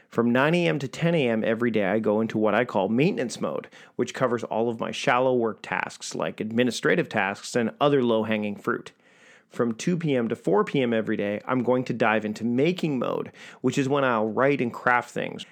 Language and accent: English; Victoria, British Columbia, Canada; my hometown of Victoria, B C, Canada